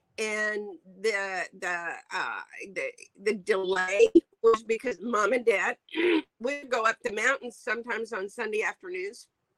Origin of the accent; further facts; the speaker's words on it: New Mexico, United States; also born or lived in Albuquerque / Grants / La Mesa; now in Taiwan; I was born in Albuquerque, New Mexico. My dad was a pastor. He was really bivocational. We started out in Grants, and then we moved south to La Mesa, which is just outside of Las Cruces.